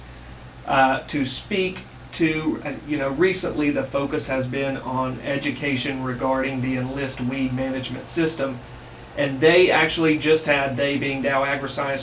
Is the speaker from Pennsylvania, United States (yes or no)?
no; Greenville, Mississippi, United States; moved away; I'm from Greenville, Mississippi originally